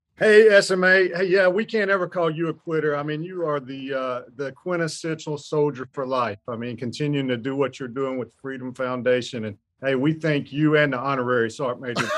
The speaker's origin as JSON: {"language": "English", "region": "Alabama", "country": "United States", "tie": "born or raised there", "moved": "as an adult", "said": "I am originally from Alabama"}